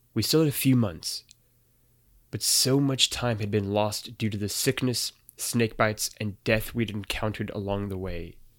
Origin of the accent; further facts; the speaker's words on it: Missouri, United States; I grew up in Missouri